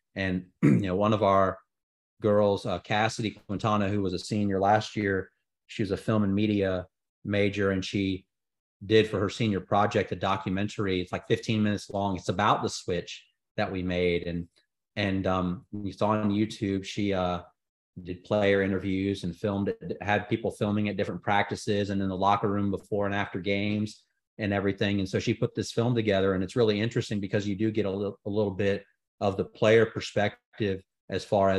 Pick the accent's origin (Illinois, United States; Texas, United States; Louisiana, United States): Texas, United States; Houston; now in Birmingham, United States; I'm from Houston